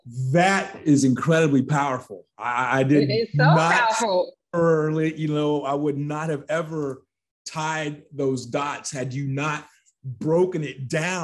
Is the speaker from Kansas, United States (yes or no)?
yes; Olathe, Kansas, United States; I'm Kansas. I'm from the Kansas side. Yeah, I grew up in Olathe, Kansas. I'm from Kansas.